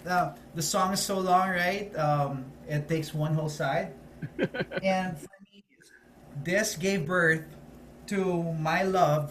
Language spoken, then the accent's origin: English; Manila, Metro Manila, Philippines; I was born and raised in Manila